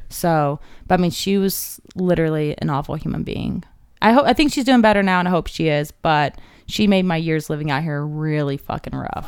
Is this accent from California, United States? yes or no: no; Cave Creek, Arizona, United States; I grew up in Cave Creek